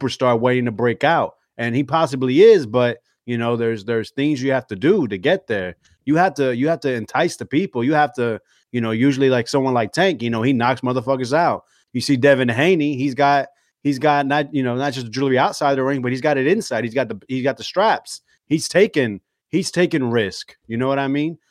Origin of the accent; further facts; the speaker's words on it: Florida, United States; also born or lived in New Jersey; I was born in Jersey, but I mean I'm Floridian if you ask me